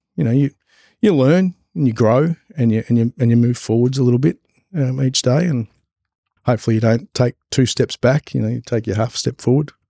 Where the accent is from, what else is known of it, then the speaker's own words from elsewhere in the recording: Gippsland, Victoria, Australia; moved away as an adult; also born or lived in Albury-Wodonga; we're originally from Gippsland, down south in Victoria